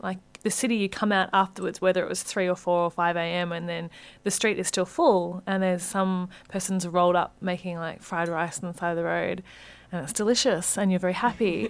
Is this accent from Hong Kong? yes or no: yes; Hong Kong; also born or lived in Australia; now in Sydney, Australia; I grew up in Hong Kong